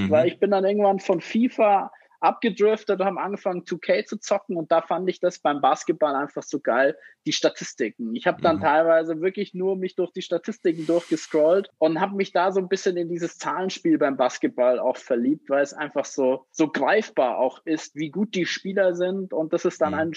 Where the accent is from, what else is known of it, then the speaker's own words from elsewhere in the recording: Munich, Bavaria, Germany; ich komme aus München, bin 31 Jahre alt